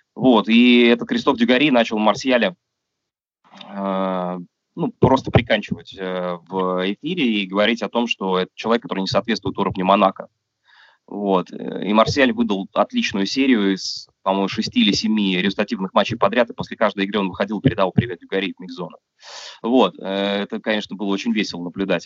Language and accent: Russian; Russia; у меня на родине